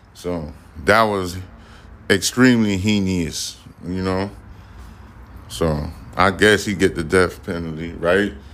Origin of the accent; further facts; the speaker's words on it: New York, United States; I'm from New York